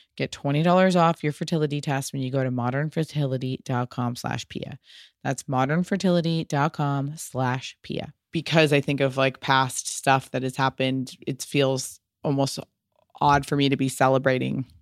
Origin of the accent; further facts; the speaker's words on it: United States; also born or lived in Little Italy, New York; very much always inspired by being American Italian, and I lived in Little Italy for a long time